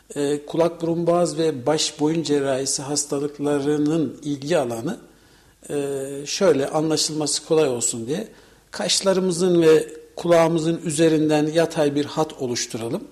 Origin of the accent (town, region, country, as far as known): Kayseri Province, Turkey